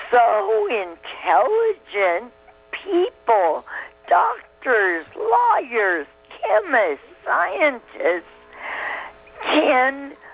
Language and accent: English; Brigham City, Utah, United States; also born or lived in California; I moved to Brigham City from California when I was nine.